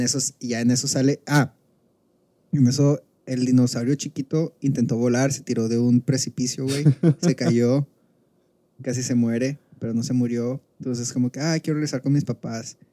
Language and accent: Spanish; Culiacán, Sinaloa, Mexico; estoy en Culiacán, güey, estoy en Culiacán, mi ciudad natal